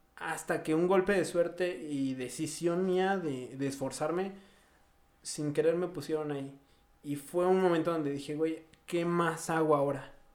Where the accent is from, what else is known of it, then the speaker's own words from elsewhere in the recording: Mexico City, Mexico; moved away; also born or lived in Morelos, Mexico; ambos éramos de la Ciudad de México, emigrando a otro estado